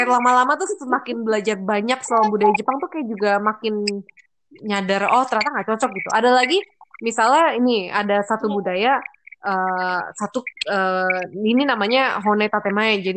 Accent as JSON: {"language": "Indonesian", "country": "Indonesia", "said": "kalau bahasa kita orang Indo muka"}